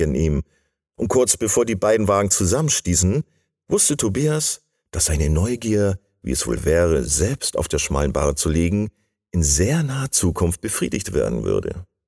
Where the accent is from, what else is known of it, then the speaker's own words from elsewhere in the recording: Bremen, Germany; now in Bavaria, Germany; Ich bin äh, Bremer, den es nach Bayern verschlagen hat